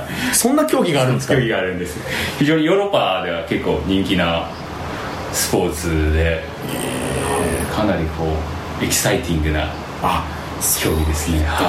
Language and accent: Japanese; Wakayama, Japan; moved away as an adult; also born or lived in Osaka; 和歌山県の和歌山市ですね和歌山県